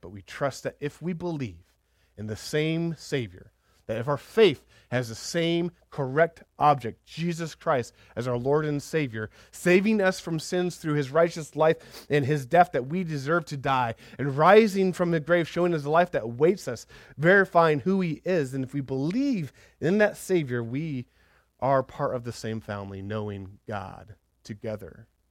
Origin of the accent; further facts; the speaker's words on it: United States; we're so American